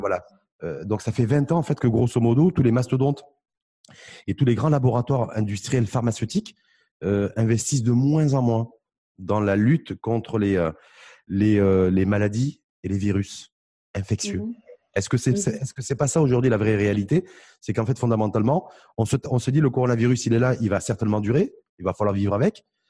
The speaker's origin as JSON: {"language": "French", "country": "Morocco", "said": "chez nous au Maroc"}